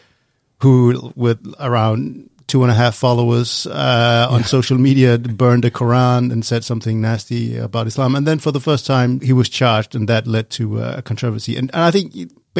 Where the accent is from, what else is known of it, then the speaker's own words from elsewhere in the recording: Denmark; accent: Danish; I grew up in Denmark